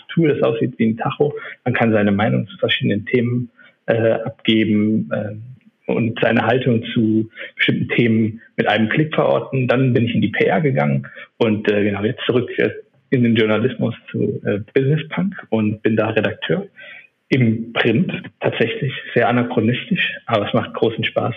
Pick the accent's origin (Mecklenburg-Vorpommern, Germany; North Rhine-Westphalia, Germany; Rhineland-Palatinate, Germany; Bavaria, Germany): Rhineland-Palatinate, Germany; Neuwied; moved away as an adult; also born or lived in Munich; now in Berlin, Germany; bin aber eigentlich aus dem Rheinland, komme aus äh, dem schönen Städtchen Neuwied